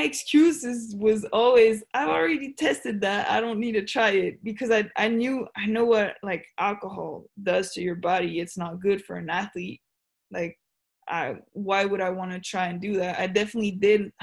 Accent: Switzerland; moved away as an adult; now in United States; I'm from Switzerland, I'm so far away from my home

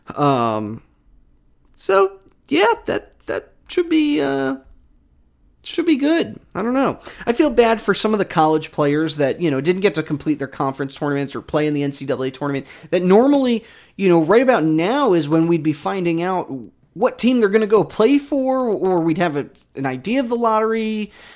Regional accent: New York, United States; now in Philadelphia, United States; I'm from New York

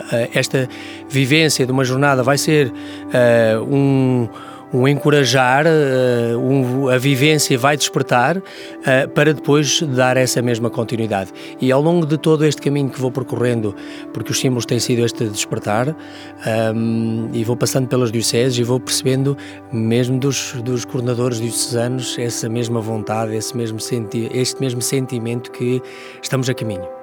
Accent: Portugal; a nossa dinâmica como portugueses

